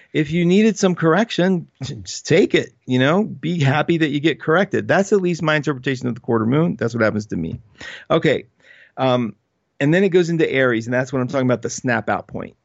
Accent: West Virginia, United States; I'm undeniably from West Virginia

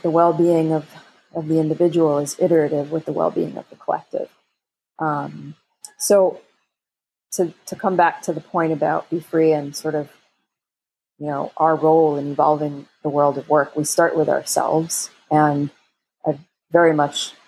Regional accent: New York, United States; I was born in New York and raised in the United States

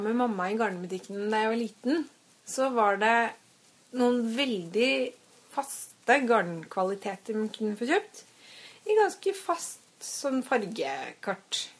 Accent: Strømmen, Akershus, Norway; now in Oslo, Norway; jeg kommer fra Strømmen, da. Ikke så langt utenfor Oslo.

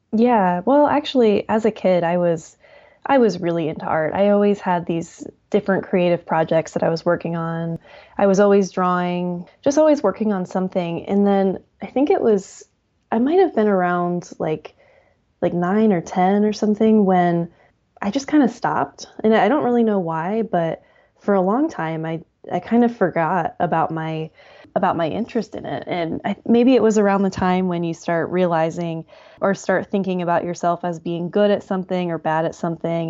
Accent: Hartville, Ohio, United States; I grew up in Northeast Ohio, a little town called Hartville

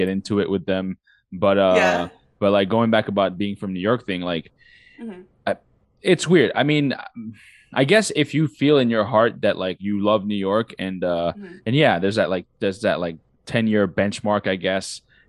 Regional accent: Morocco; born there; also born or lived in six countries, mostly in Africa; I was born in Morocco, but I lived in six different countries, mostly in Africa.

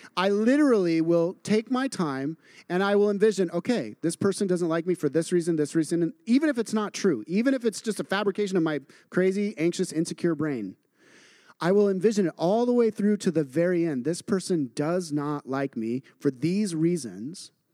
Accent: Idaho, United States; I grew up in Idaho and in a very agrarian culture

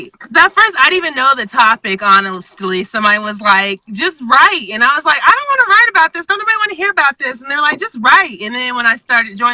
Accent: Anchorage, Alaska, United States; I was born and raised in Anchorage, Alaska

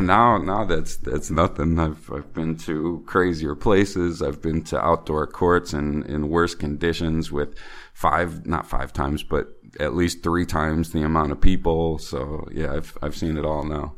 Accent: Chicago, Illinois, United States; moved away as an adult; now in China; I'm from Chicago

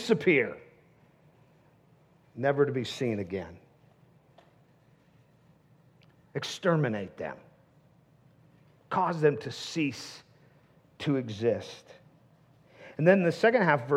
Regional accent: the Northwest, Pacific Northwest, United States; now in Tucson, United States; I grew up in the Northwest

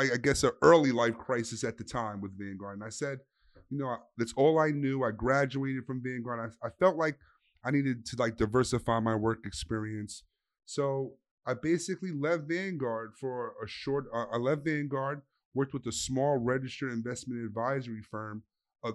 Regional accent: New York City, New York, United States; I'm from the Bronx, New York

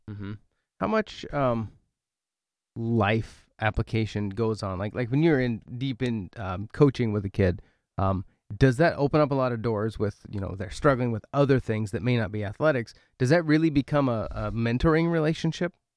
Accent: Oregon, United States; moved away as an adult; now in Milbank, United States; I'm from Oregon

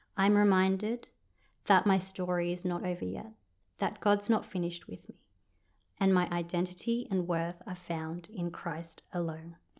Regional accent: Sydney, New South Wales, Australia; moved away as an adult; now in Orange, Australia; I grew up in Sydney and I moved here to be with my family

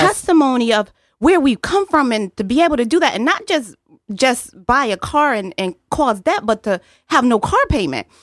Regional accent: New Haven, Connecticut, United States; I'm born and raised in New Haven, Connecticut

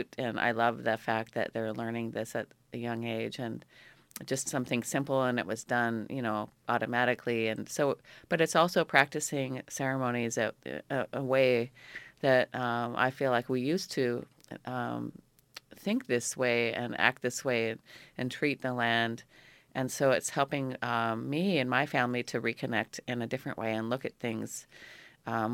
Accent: Petersburg, Alaska, United States; moved away as an adult; now in Ketchikan, United States; I grew up here in Petersburg

